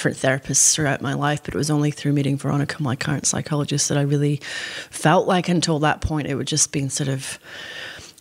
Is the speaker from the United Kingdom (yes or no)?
yes; Scotland, United Kingdom; now in Australia; the culture that I grew up in Scotland and also in Australia